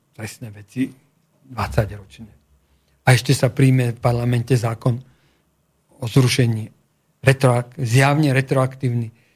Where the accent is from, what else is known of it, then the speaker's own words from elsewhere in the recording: Slovakia; ja som Slovák z Európy